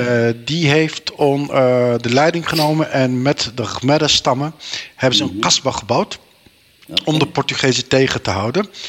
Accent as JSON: {"language": "Dutch", "town": "Meppel", "region": "Drenthe", "country": "Netherlands", "tie": "born or raised there", "said": "geboren en getogen in Nederland, in, eh, in Meppel, Drenthe"}